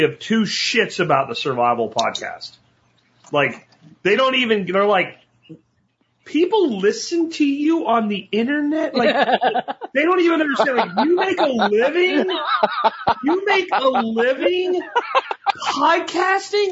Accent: Pennsylvania, United States; what I grew up with in the small town I grew up with in Pennsylvania

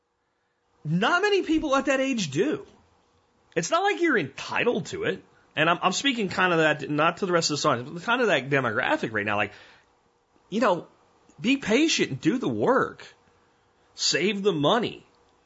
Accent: Minersville, Pennsylvania, United States; also born or lived in Pottsville, Pennsylvania; now in Texas, United States; I'm from Pottsville, but I mean, I really grew up in Minersville.

